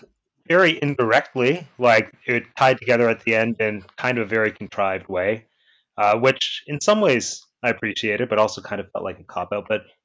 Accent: Canada; We're so Canadian.

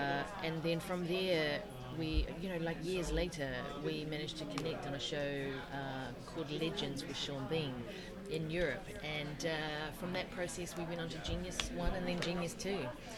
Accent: New Zealand; I come from New Zealand

